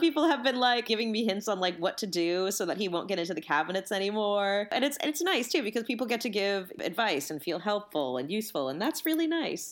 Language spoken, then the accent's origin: English; California, United States; I'm from California